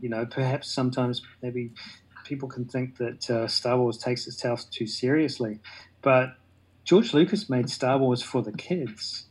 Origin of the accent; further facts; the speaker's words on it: New Zealand; I'm a Kiwi.